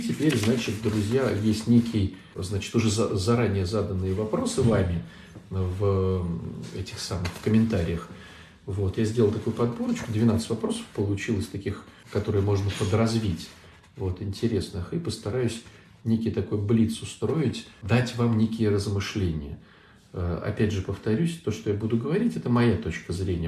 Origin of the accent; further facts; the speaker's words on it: Saint Petersburg, Russia; Я из Санкт-Петербурга